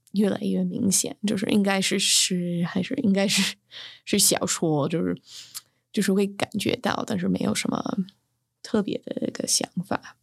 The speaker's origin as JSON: {"language": "Chinese", "country": "United States", "also_born_or_lived": "Beijing, China", "first_language": "English", "second_language": "Chinese", "moved": "as an adult", "lives_now": "Taiwan", "said": "我们美国人"}